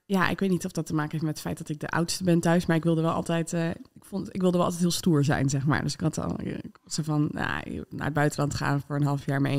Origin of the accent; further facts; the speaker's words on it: Netherlands; Eh, maar voor mij als, als Nederlander dus kwam dat heel hard binnen.